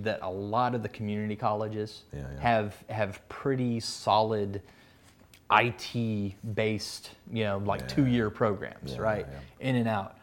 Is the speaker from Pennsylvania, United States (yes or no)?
no; Texas, United States; moved away as an adult; also born or lived in Kentucky; now in North Carolina, United States; I'm originally from Texas